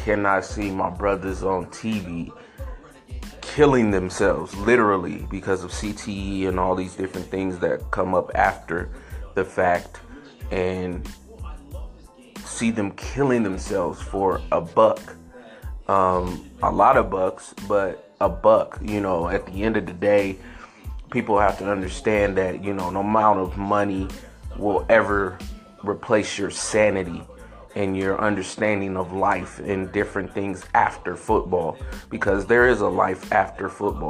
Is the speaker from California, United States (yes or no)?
yes; San Francisco, California, United States; I grew up in San Francisco